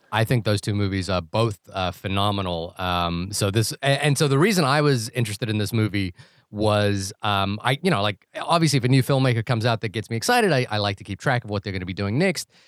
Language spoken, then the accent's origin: English; New Zealand; moved away; that's my home country